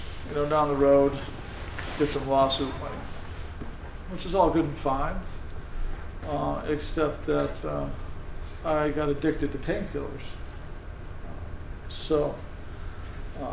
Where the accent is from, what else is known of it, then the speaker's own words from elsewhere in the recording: South Windsor, Connecticut, United States; I grew up in South Windsor, the youngest of four, and had a fairly normal childhood